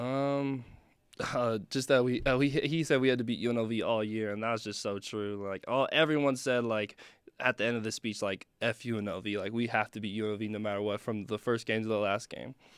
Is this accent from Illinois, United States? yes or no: no; Elk Grove, California, United States; moved away; Sac State back home, Sacramento, where I'm from, nine one six, Elk Grove